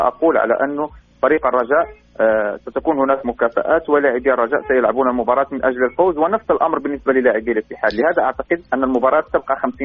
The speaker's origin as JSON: {"language": "Arabic", "country": "Morocco", "said": "ما نتمناه صادقين كمغاربه"}